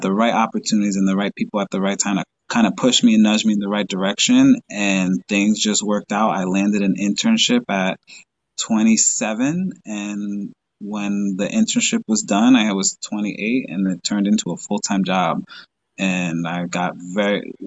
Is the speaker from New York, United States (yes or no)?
yes; Long Island, New York, United States; moved away as an adult; also born or lived in Dominican Republic; now in Plattsburgh, United States; I'm originally from Long Island, New York. I grew up Long Island, New York City. That's been where I grew up